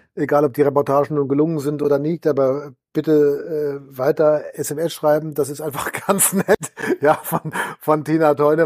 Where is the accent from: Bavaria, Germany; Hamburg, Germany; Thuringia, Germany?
Bavaria, Germany; Balderschwang; meine Heimatgemeinde Balderschwang